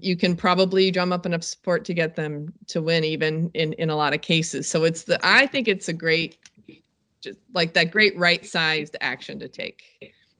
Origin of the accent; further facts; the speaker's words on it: North Carolina, United States; another shameful North Carolinian